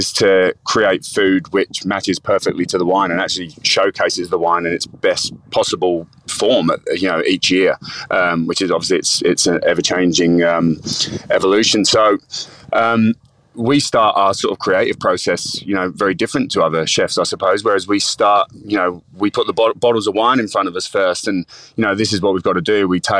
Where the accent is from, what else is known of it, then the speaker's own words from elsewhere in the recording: London, United Kingdom; accent: Cockney; So I grew up in London, you know, working class, sort of, you know, Cockney family living in the East End of London.